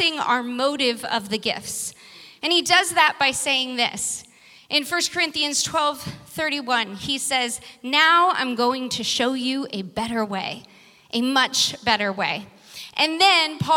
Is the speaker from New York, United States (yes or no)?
no; Vacaville, California, United States; now in San Francisco, United States; Uncle Danny is my brother who lives back in my hometown on 5 acres, farmer Uncle Danny.